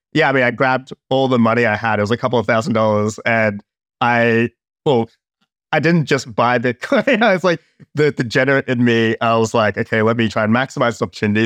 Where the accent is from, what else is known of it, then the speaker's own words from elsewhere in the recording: Australia; I'm from Australia